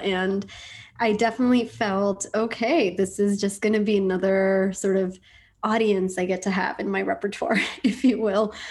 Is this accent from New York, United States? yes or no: yes; New York City, New York, United States; also born or lived in India; I grew up in Washington Heights, New York